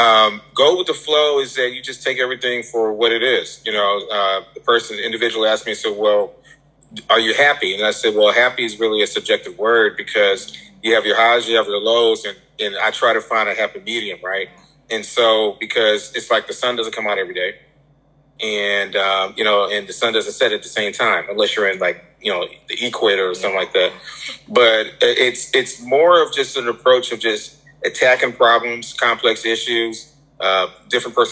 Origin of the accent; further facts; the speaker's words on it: St. Louis, Missouri, United States; I'm from the St. Louis area